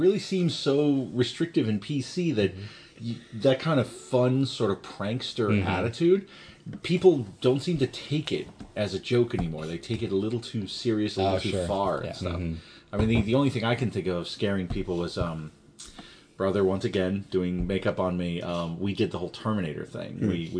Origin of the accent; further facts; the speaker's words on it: New York City, New York, United States; moved away; I was a Staten Island kid